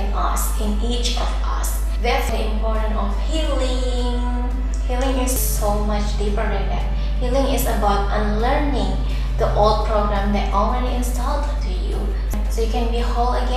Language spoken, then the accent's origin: English; Indonesia; first language Indonesian; English is a second language; I come from Indonesia